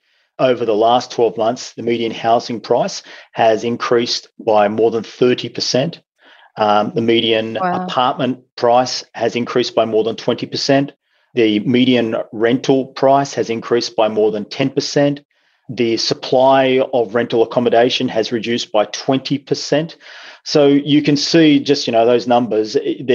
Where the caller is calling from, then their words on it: Newcastle, New South Wales, Australia; I'm joining you from Newcastle, unsurprisingly, today. Newcastle is the second largest city in New South Wales.